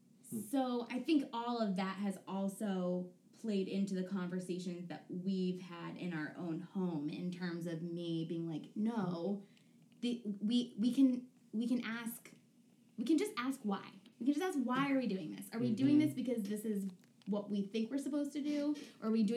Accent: Connecticut, United States; I grew up in Connecticut in like a very affluent liberal area

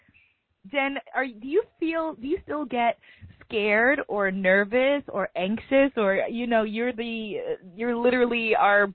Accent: New York, United States; I'm a New Yorker, so I don't drive

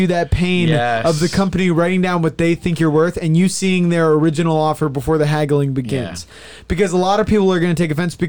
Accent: United States; Unabashedly an American... I am American.

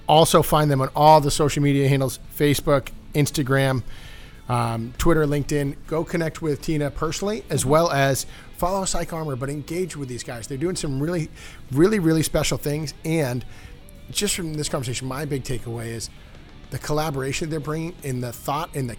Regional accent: Northeast, United States; moved away as an adult; now in San Diego, United States; growing up in the Northeast, love the Northeast

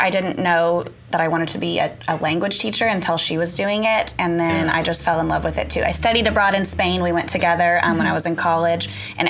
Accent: Edmond, Oklahoma, United States; So we grew up in Edmond, went to Edmond Public Schools. So I went to OU as well. So we've been Oklahomans this whole time.

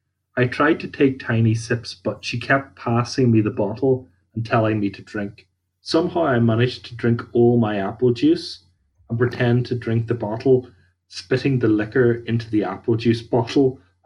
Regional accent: Northern Ireland, United Kingdom; like, I'm from Ireland, so it's kind of like anywhere that I would be drinking, it wouldn't be preposterous to get a taxi back.

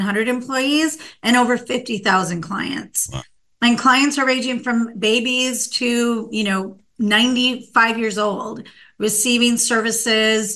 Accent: Minnesota, United States; now in California, United States; I grew up in Minnesota, and we had what was called a state hospital in my local town

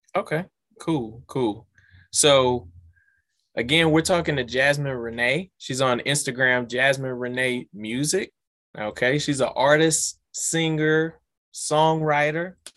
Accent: Louisiana, United States; we're from Louisiana

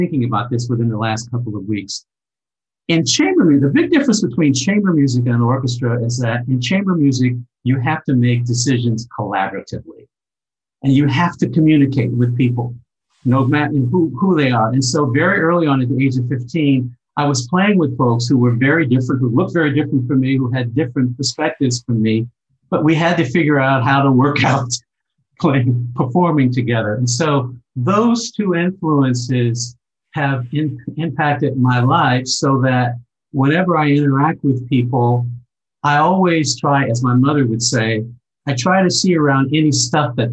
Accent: Cincinnati, Ohio, United States; moved away as an adult; also born or lived in Germany; where I grew up in Cincinnati, we very early, when I was 3 years old, we moved to a predominantly Jewish neighborhood

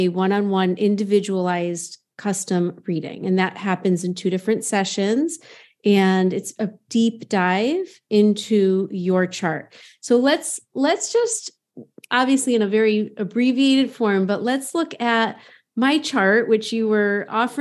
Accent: near Hartford, Connecticut, United States; growing up near Hartford, the insurance capital of the world

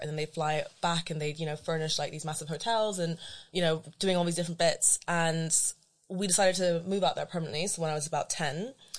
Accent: London, United Kingdom; So I say I'm from London and then people say, where are you really from?

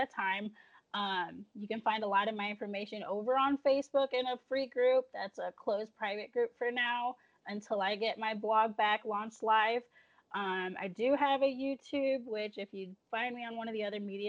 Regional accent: Illinois, United States; now in Alabama, United States; going hometown back to Illinois

